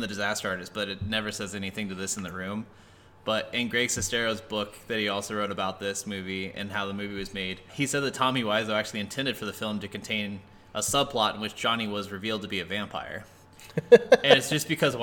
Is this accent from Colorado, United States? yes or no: yes; Colorado, United States; We're from Colorado.